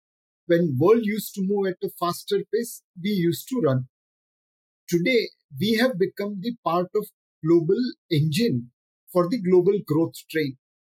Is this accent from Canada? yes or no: no; India